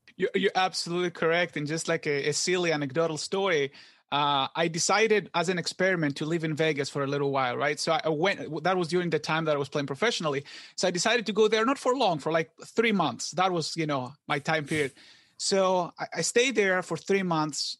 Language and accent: English; Greece; moved away as an adult; I wasn't born here. I was born in Greece, and I came here for graduate school